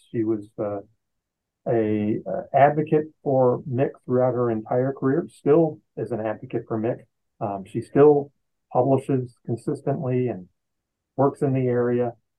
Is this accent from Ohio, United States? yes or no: no; New Orleans, Louisiana, United States; New Orleans, my hometown